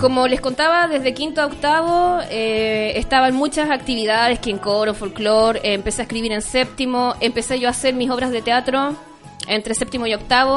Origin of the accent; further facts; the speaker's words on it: Chuquicamata, Antofagasta, Chile; now in La Serena, Chile; Yo, yo nací en Chuquicamata